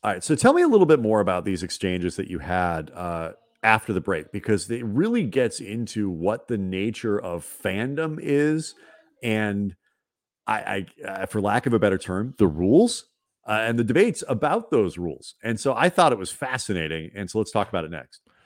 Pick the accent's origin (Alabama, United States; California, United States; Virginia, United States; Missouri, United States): Missouri, United States; St. Louis; moved away; growing up in Saint Louis